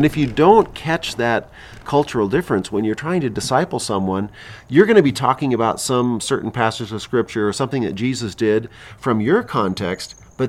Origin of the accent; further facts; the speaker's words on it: Philippines; And you know, and I grew up in the Philippines. I ministered in Latin America.